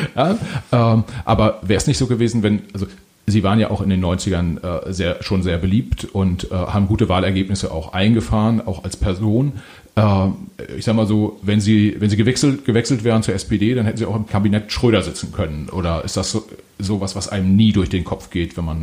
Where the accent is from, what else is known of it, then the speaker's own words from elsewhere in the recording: Mecklenburgische Seenplatte, Mecklenburg-Vorpommern, Germany; ich bin äh, selbst auch in Mecklenburg-Vorpommern aufgewachsen, Mecklenburgische Seenplatte